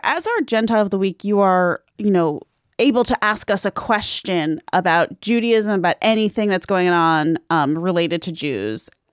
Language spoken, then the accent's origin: English; Long Island, New York, United States; I grew up on Long Island where I had a bar mitzvah